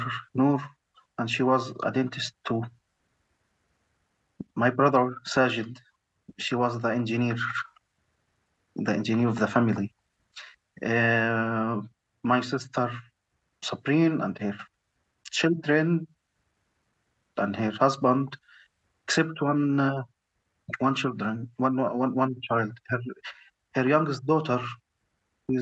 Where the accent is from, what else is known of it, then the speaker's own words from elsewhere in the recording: Gaza, Gaza Strip, Palestine; moved away as an adult; now in Egypt; I'm a cardiologist from Gaza.